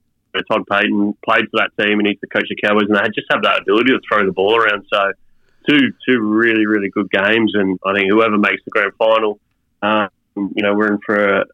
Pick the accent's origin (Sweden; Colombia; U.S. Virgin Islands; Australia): Australia; speaking as an Australian